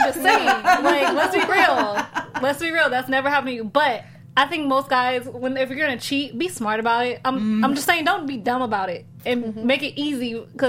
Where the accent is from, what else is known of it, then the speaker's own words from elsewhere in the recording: Illinois, United States; I'm from a small town, Illinois, but I'm not like from Chicago.